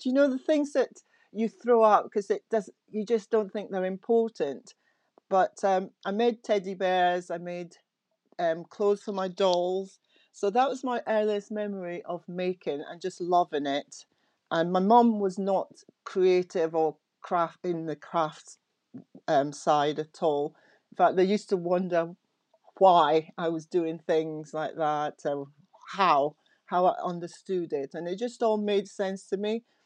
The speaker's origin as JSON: {"language": "English", "town": "Aberdeen", "region": "Scotland", "country": "United Kingdom", "tie": "born or raised there", "said": "I went to school in Aberdeen, um, in Scotland. So I was brought up in Scotland"}